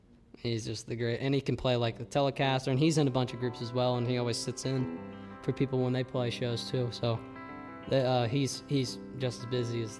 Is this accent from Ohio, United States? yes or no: yes; Millville, Ohio, United States; we're from Millville, Ohio.